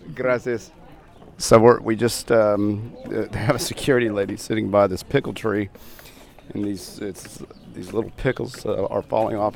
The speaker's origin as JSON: {"language": "English", "town": "Houston", "region": "Texas", "country": "United States", "said": "We're from Houston, Texas"}